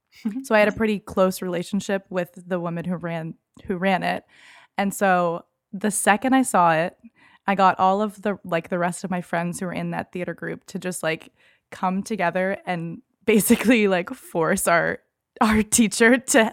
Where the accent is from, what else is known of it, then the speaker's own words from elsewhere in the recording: Boston, Massachusetts, United States; Like I'm from Boston